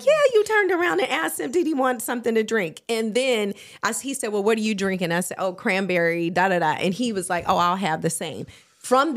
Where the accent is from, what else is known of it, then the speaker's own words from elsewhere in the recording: Los Angeles, California, United States; also born or lived in Phoenix, Arizona; I'm from L.A. Okay. I moved to L.A. when I was like 3 months old